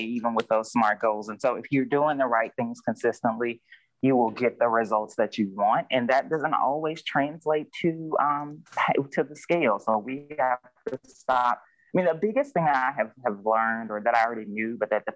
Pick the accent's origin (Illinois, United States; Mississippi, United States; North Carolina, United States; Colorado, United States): Mississippi, United States; we're both from Mississippi